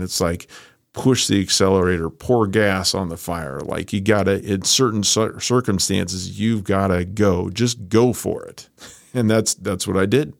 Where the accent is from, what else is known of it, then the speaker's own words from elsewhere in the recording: Iowa, United States; moved away as an adult; also born or lived in Chicago; I grew up in Iowa.